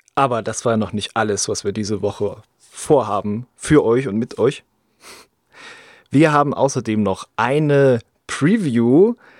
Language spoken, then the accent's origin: German; East Germany, Germany; bei uns im Osten